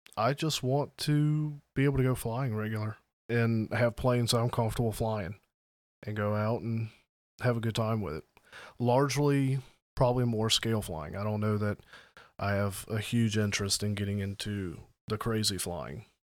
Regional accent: the South, United States; I'm from the South.

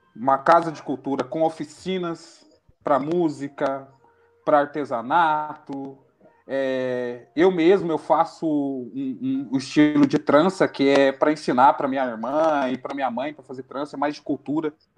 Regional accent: Itajubá, Minas Gerais, Brazil; also born or lived in São José dos Campos; eu nasci em São José dos Campos, mas eu falo que eu fui resgatado, que a minha mãe é daqui. Minha mãe tirou a gente de São José dos Campos e falou: eu vou criar meu filho em Itajubá.

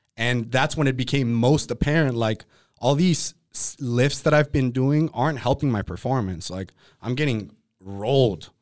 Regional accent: Oxnard, California, United States; also born or lived in Colorado; I grew up in Oxnard

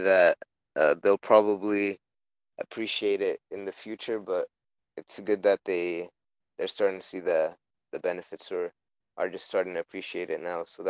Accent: Egypt; moved away; I'm from Egypt, so all of my family lives there

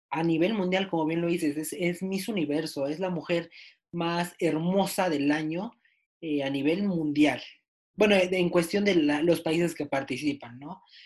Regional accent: Mexico; yo que soy mexicano

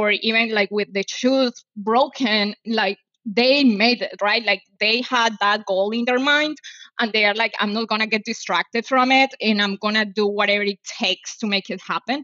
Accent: Medellín, Antioquia, Colombia; English is a second language; moved away as an adult; also born or lived in Miami, United States; now in Los Angeles, United States; I was born in Medellin, the capital city of Antioquia.

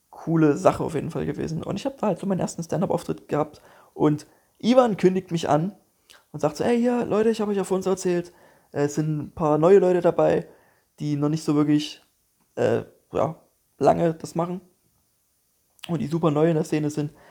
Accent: Dresden, Saxony, Germany; yo, hier, ich bin aus Dresden und so und ich habe gerade Bock, so ein bisschen aufzutreten

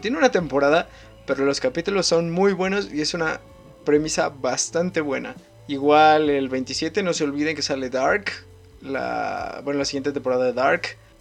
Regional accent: Ecatepec de Morelos, State of Mexico, Mexico; Clínica del Rocío de Catepec de Morelos. Ahí es donde yo nací.

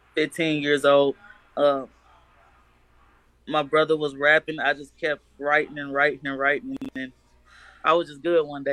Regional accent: Chicago, Illinois, United States; now in Manhattan, Kansas, United States; I was born in Chicago. I actually live in Kansas at the moment. Okay. 28 years old.

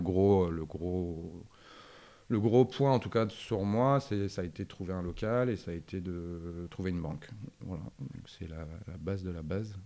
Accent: Arras, Hauts-de-France, France; now in Lille, France; je viens d'Arras

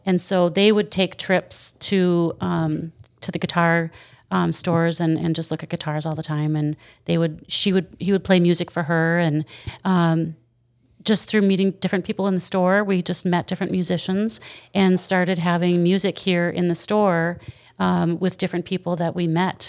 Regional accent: Wisconsin, United States; also born or lived in Burnsville, Minnesota; now in Otter Tail, United States; I lived in Wisconsin when I was a kid

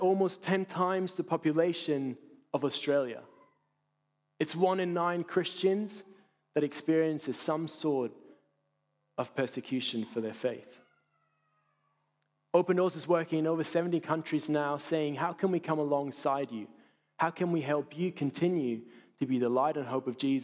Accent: Basel, Basel-Stadt, Switzerland; my hometown in Basel, in Switzerland

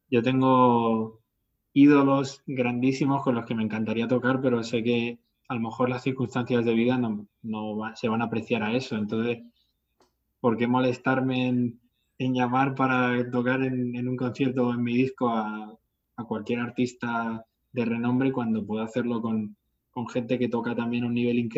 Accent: Talavera de la Reina, Castilla-La Mancha, Spain; Por ejemplo, en Talavera, en mi pueblo, hay un festival que lleva haciéndose 18 años.

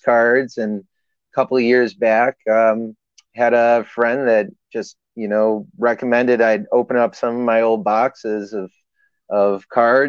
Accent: Wisconsin, United States; moved away; I'm originally from Wisconsin, so, you know, Green Bay by blood.

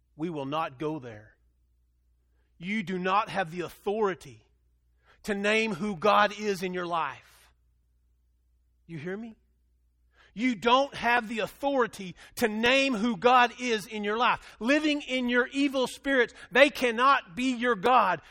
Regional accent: Dumas, Texas, United States; I grew up in Dumas, Texas, and we are the Dumas demons

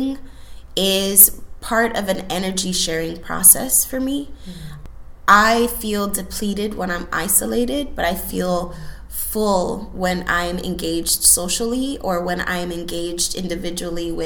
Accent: Chicago, Illinois, United States; also born or lived in Houston, Texas; second generation Boricua, born and raised in Chicago.

